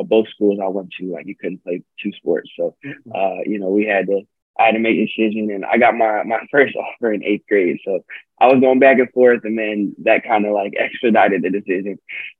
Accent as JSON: {"language": "English", "town": "Pasadena", "region": "California", "country": "United States", "tie": "born or raised there", "also_born_or_lived": "Philadelphia", "said": "I was born in Philly, but I came out here. My mom's from Pasadena, and my dad's from the South Bay, which is pretty close too. So mm-hmm. I'm from Cali through and through."}